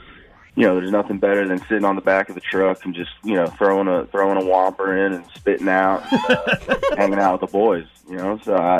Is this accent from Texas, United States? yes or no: yes; Texas, United States; she knew I was a cowboy from Texas